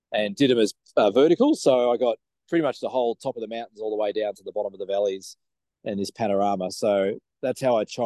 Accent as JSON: {"language": "English", "country": "Australia", "said": "we're from Australia"}